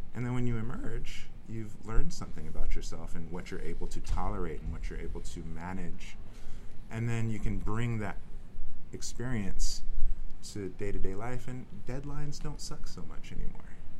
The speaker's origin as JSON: {"language": "English", "town": "Richmond", "region": "California", "country": "United States", "tie": "born or raised there", "said": "I grew up in the East Bay, Richmond, California"}